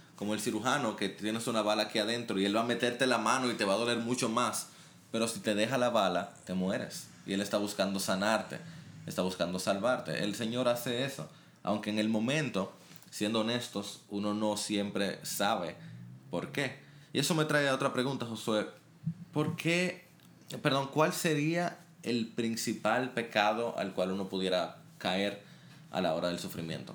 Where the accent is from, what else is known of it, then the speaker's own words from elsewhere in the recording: Dominican Republic; hay mucho racismo y, y toda una historia complicada en nuestro país con Haití